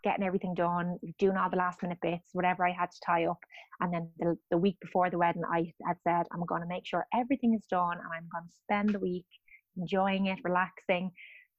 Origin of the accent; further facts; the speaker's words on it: Dublin, Leinster, Ireland; moved away; I'm from Dublin